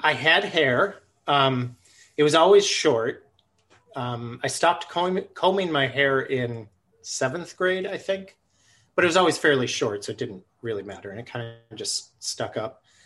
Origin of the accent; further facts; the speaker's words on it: Buffalo, New York, United States; moved away; also born or lived in Twin Cities, Minnesota; I grew up in Buffalo, New York